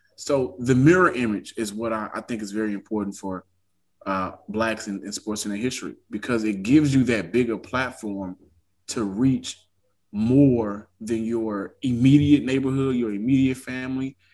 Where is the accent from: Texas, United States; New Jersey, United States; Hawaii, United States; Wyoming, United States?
Texas, United States; I'm from Texas